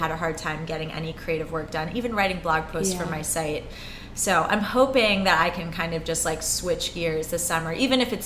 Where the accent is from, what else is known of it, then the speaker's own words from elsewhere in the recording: New York City, New York, United States; I'm a rare breed of born and raised New Yorker.